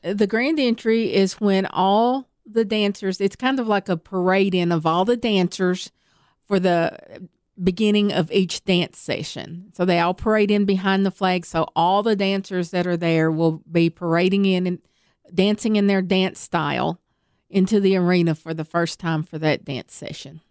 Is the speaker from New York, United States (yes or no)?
no; Tennessee, United States; accent: Southern; I was born and raised right here in Tennessee